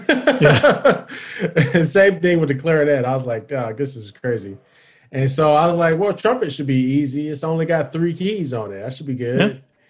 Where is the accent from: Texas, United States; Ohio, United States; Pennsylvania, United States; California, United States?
Ohio, United States; Cleveland; moved away as an adult; my 11th grade year in school, in Ohio, because I'm from Cleveland.